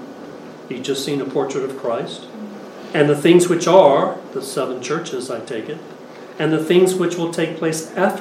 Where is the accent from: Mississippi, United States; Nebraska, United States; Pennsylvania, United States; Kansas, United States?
Pennsylvania, United States; Philadelphia; I come from the Philadelphia area